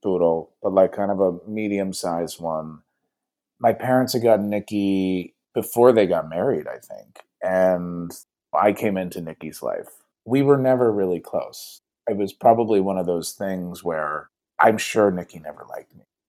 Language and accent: English; Dayton, Ohio, United States; moved away as an adult; now in Los Angeles, United States; I was born in Dayton, which some people like to make a joke that it's a suburb of Cincinnati, but it is its own special city